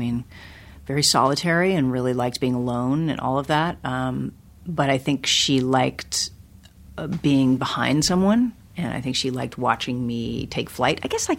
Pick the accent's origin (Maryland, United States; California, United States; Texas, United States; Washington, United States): California, United States; Los Angeles; I mean, I grew up in L.A. and sure. I grew up in Hollywood. I grew up, you know, 10 blocks from here